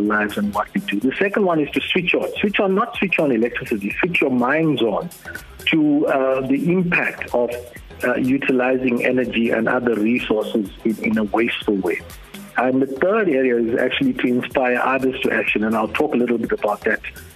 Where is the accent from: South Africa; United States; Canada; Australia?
South Africa; Durban, KwaZulu-Natal; moved away; I grew up in Durban